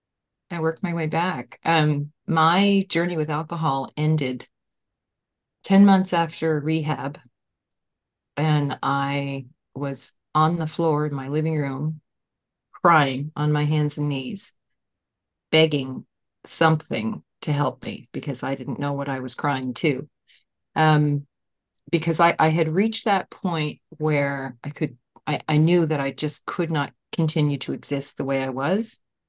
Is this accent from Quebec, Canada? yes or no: no; Nova Scotia, Canada; from Nova Scotia, Canada.